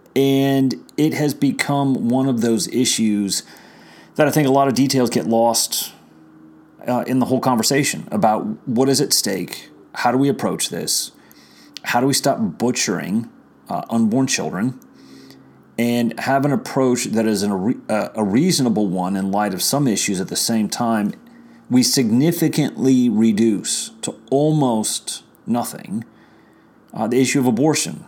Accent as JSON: {"language": "English", "region": "Virginia", "country": "United States", "said": "my home state of Virginia"}